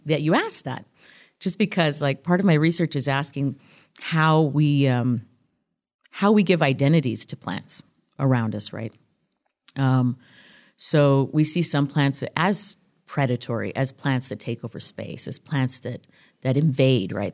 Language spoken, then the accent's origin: English; El Paso, Texas, United States; also born or lived in Tijuana, Mexico; I grew up here on the, on the U S Mexico border in El Paso. I was born in Tijuana